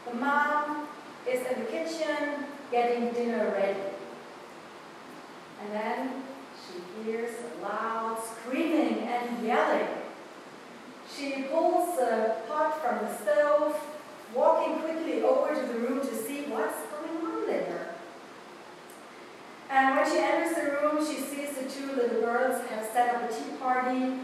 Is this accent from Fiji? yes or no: no; Germany; accent: German; English is a second language; moved away as an adult; now in Westfield, United States; I'm a pastor from Germany, moving a couple years ago to Westfield, Ohio. So you will hear probably this morning a sermon with a little bit German accent